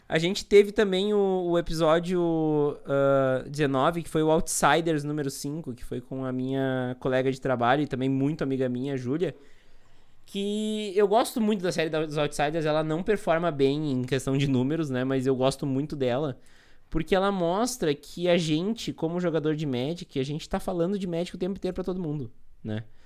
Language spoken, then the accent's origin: Portuguese; Montenegro, Rio Grande do Sul, Brazil; eu sou aqui de Montenegro, no Rio Grande do Sul